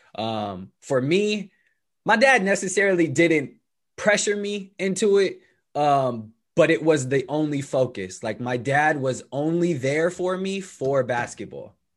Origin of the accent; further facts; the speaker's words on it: Bay Area, California, United States; growing up in the bay area it's not like you just grew up in oakland